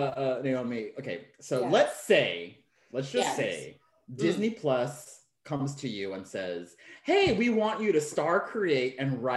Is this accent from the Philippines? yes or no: yes; Philippines; we're Filipino